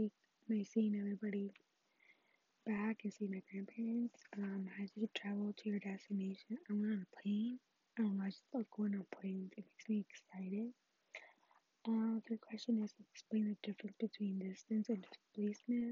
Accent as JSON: {"language": "English", "town": "Houston", "region": "Texas", "country": "United States", "tie": "born or raised there", "moved": "yes", "said": "I went to Houston, Texas. You already know my hometown"}